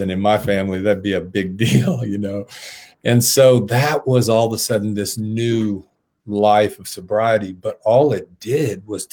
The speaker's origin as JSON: {"language": "English", "area": "south Cobb County", "region": "Georgia", "country": "United States", "tie": "born or raised there", "said": "I grew up on the south side of Cobb County"}